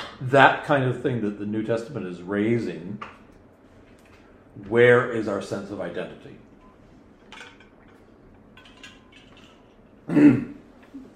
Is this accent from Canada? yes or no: yes; Canada; I'm Canadian